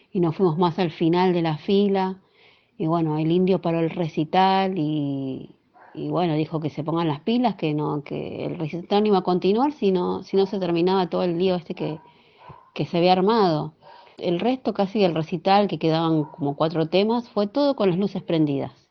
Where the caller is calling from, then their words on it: Becar, Buenos Aires, Argentina; de Becar